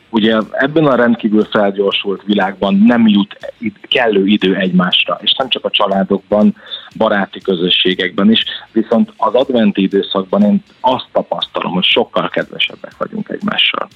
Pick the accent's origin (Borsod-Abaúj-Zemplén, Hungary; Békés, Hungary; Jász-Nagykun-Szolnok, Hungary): Békés, Hungary; Gyula; Én Gyuláról származom